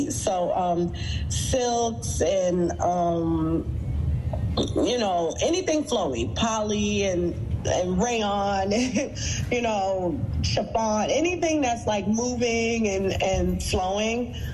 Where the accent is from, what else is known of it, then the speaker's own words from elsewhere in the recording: New York City, New York, United States; Brooklyn is where I'm born and raised. I grew up in Fort Greene.